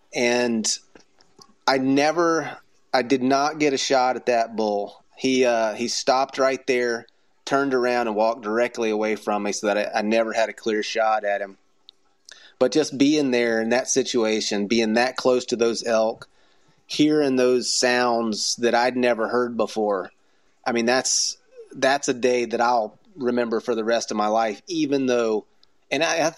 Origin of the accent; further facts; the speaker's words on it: Florida, United States; I mean, I came from Florida.